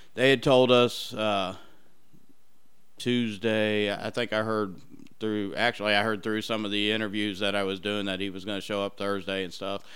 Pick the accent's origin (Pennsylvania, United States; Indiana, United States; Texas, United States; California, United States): Indiana, United States; Brownsburg; I grew up in the Brownsburg area